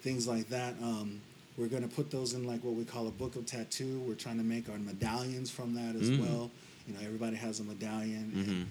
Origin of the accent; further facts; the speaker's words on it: Las Vegas, Nevada, United States; moved away as an adult; now in Hawaii, United States; Born and raised in Las Vegas, Nevada